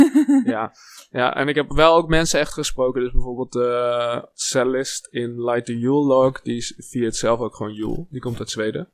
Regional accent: Wageningen, Gelderland, Netherlands; ik kom uit Wageningen, dat is heel lokaal

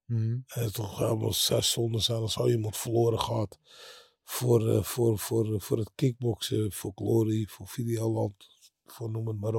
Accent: Netherlands; Maar als hij tegen, weet ik van wat, vocht tegen Rudy Lubbers in Jakarta, daar vonden wij dat als Nederlanders leuk om te zien.

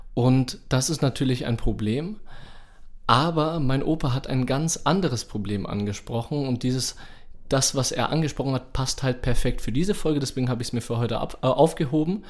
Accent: Nuremberg, Bavaria, Germany; ich bin ja in Langwasser aufgewachsen

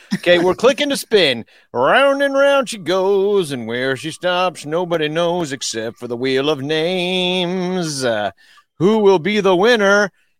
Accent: Arlington Heights, Illinois, United States; I'm from Improv. Arlington Heights. I'm the Arlington Heights Rocket.

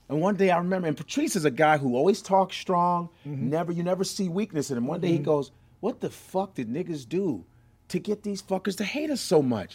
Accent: Chicago, Illinois, United States; I'm from Chicago.

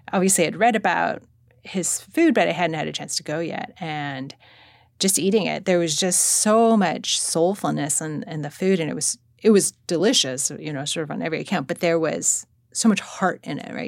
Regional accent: Monterey Park, California, United States; also born or lived in Los Angeles; I grew up in Monterey Park

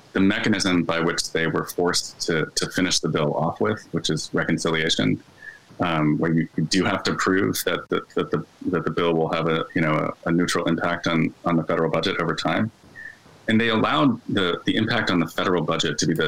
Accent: Philadelphia, Pennsylvania, United States; I'm from Philly

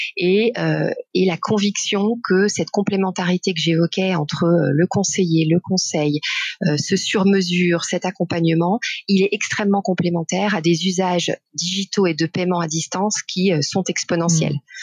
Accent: Besançon, Bourgogne-Franche-Comté, France; moved away as an adult; je suis née à Besançon et j'ai vécu beaucoup en Bourgogne-Franche-Comté, donc ah. jusqu'à mes études supérieures

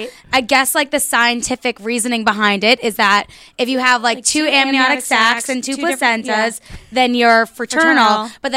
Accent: New Jersey, United States; moved away as an adult; also born or lived in New York; now in Los Angeles, United States; We grew up in New Jersey.

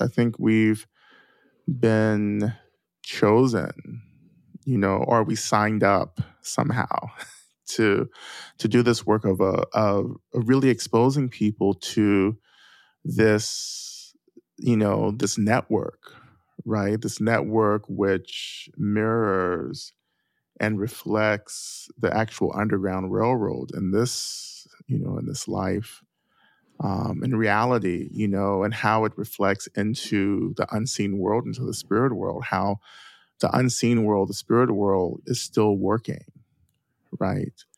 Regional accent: North Georgia, United States; I grew up in the South, right, in North Georgia

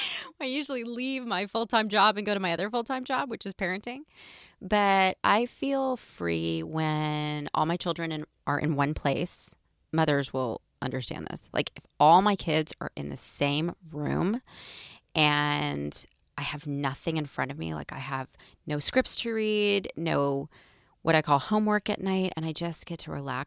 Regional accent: Nashville, Tennessee, United States; moved away; I also feel really free in my hometown, Nashville, Tennessee.

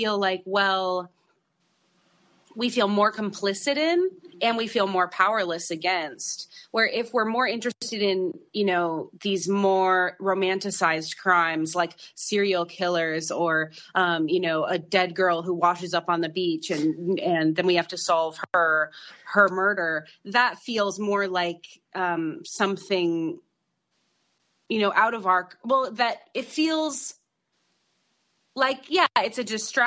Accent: Idaho, United States; moved away; also born or lived in Los Angeles; I grew up in Idaho

